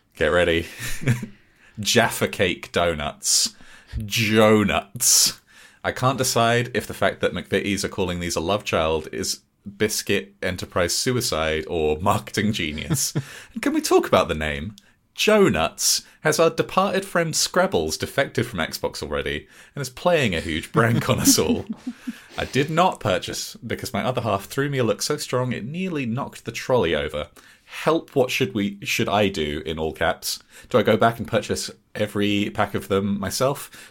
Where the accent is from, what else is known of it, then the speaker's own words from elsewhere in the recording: Slough, South East England, United Kingdom; I'm from Slough, where we don't have anything